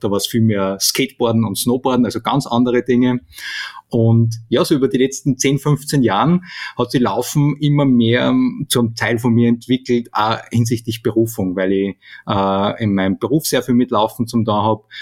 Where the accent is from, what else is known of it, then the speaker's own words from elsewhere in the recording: Steyr, Upper Austria, Austria; von Steyr, von meiner, von meiner Heimatstadt